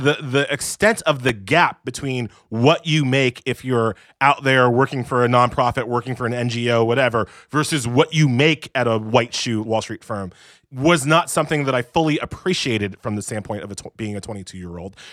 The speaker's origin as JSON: {"language": "English", "region": "New York", "country": "United States", "said": "I'm from New York"}